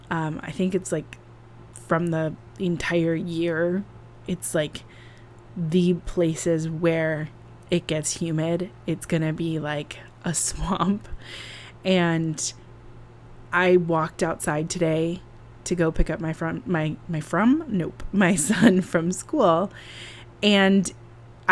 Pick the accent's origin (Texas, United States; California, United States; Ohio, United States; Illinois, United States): California, United States; now in New York City, United States; I'm from California